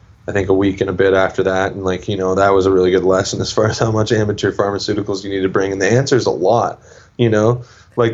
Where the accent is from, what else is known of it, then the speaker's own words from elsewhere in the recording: Canada; growing up in Canada